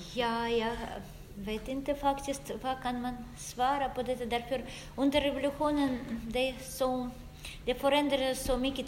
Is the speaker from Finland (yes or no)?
no; Russia; Swedish is a second language; moved away as an adult; now in Sweden; jag är historiker och jag kommer från Ryssland och jag bor i Sverige i 15 år